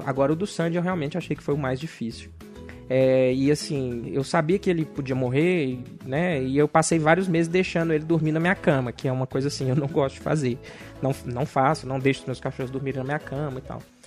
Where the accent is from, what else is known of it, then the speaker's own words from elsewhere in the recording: Belo Horizonte, Minas Gerais, Brazil; eu sou de Belo Horizonte